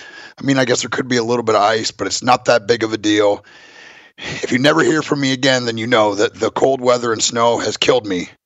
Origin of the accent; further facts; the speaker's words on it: Franklin, Tennessee, United States; Franklin, Tennessee, my hometown, just as basically a suburb of Nashville